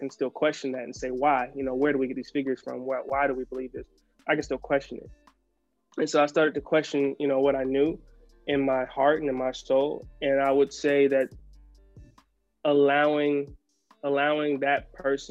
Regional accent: South Carolina, United States; I'm from the South, you know, I'm from South Carolina.

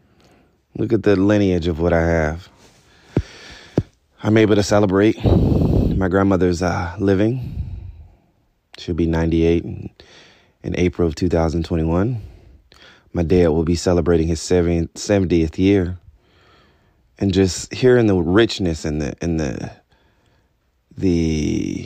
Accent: Albany, Georgia, United States; I was born in Albany, Georgia.

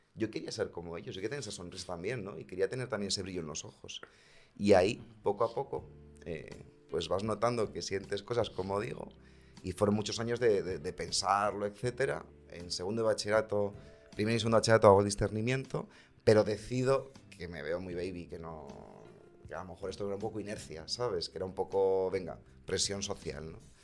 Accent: Segovia, Castile and León, Spain; moved away; soy de Segovia

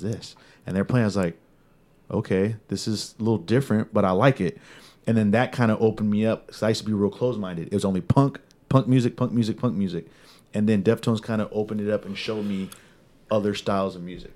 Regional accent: California, United States; I'm from California. So, you're in California, growing up

